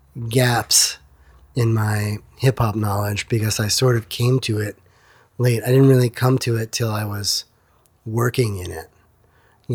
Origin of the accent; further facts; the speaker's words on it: East Meadow, New York, United States; Long Island, New York, East Meadow, Long Island